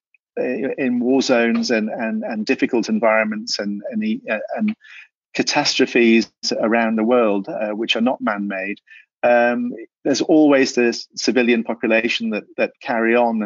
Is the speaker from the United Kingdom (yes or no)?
yes; England, United Kingdom; first language Welsh; English is a second language; also born or lived in South Wales; I was brought up by my grandparents in this very small village till I was about five, and then picked up by my parents from that age on